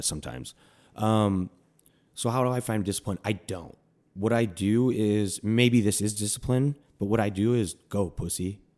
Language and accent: English; Milwaukee, Wisconsin, United States; I grew up in Milwaukee